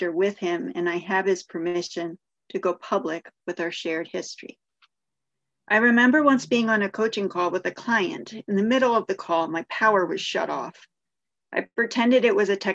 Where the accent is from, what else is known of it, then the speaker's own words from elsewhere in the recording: Avon, Connecticut, United States; I grew up in Avon, a wealthy suburb of Hartford, Connecticut.